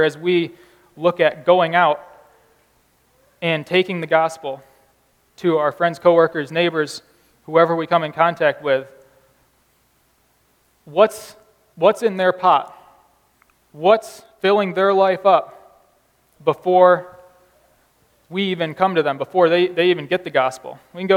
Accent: United States

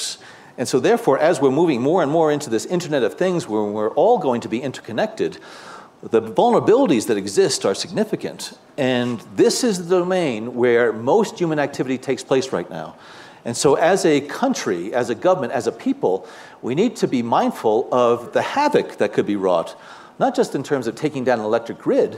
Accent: New Jersey, United States; I'm a guy from New Jersey

